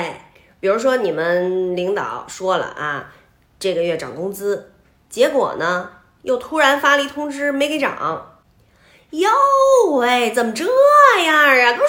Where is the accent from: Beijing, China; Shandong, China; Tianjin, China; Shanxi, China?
Beijing, China; 我们北京人还真不怎么说